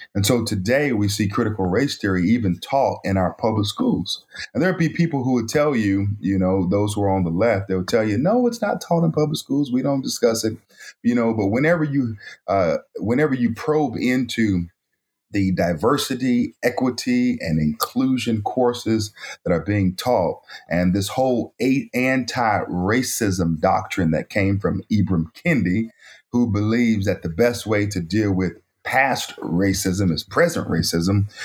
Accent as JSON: {"language": "English", "town": "Raleigh", "region": "North Carolina", "country": "United States", "tie": "born or raised there", "also_born_or_lived": "Elizabeth City, North Carolina", "said": "I was born in Elizabeth City, North Carolina, a small town on the coast of North Carolina. At the age of about five, my mother moved us from Elizabeth City, North Carolina to Raleigh, North Carolina"}